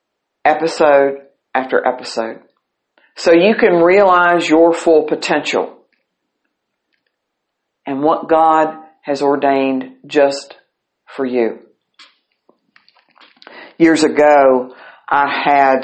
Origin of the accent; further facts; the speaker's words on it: St. Albans, West Virginia, United States; I grew up right beside the First Presbyterian Church in St. Albans, West Virginia